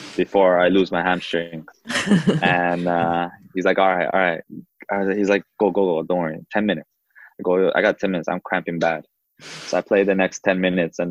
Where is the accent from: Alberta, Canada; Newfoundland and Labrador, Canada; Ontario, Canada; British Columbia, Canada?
Ontario, Canada; Toronto; also born or lived in Uruguay; to play for my hometown